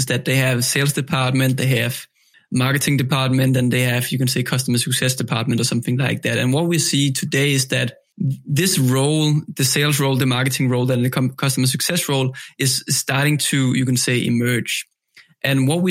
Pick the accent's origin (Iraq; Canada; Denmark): Denmark; I'm from Denmark